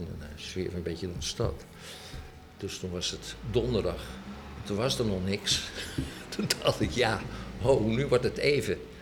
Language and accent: Dutch; Rotterdam, South Holland, Netherlands; moved away as an adult; also born or lived in Amsterdam; Ik kwam uit Rotterdam